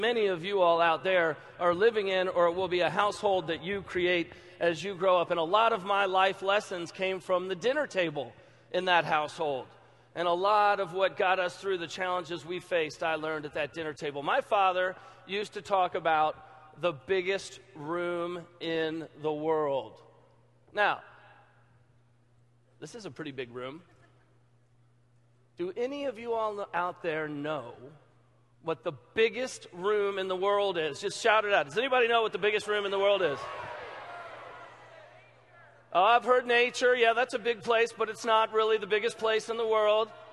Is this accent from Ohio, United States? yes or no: no; Louisville, Kentucky, United States; I'm from Louisville, Kentucky